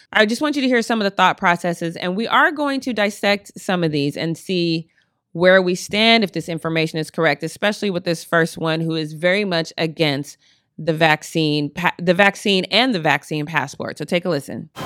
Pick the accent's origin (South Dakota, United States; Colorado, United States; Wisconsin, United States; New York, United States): Colorado, United States; now in Long Beach, United States; I'm from Colorado